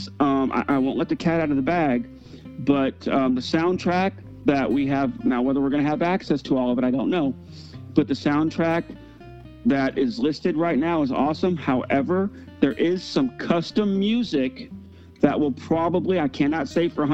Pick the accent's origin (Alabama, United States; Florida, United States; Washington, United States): Florida, United States; Davie; I'm originally from South Florida. I'm from Davie, Florida.